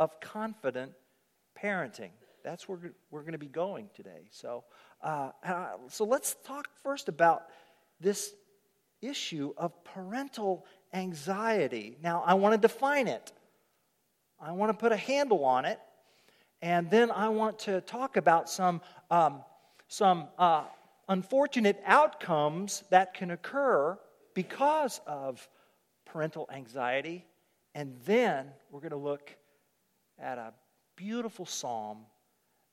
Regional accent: Oklahoma, United States; I'm from Oklahoma and Okies don't have accents

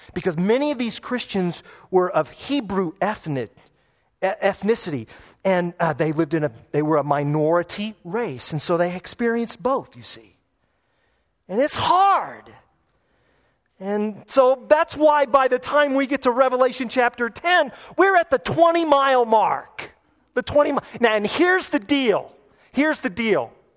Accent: United States; I'm an American

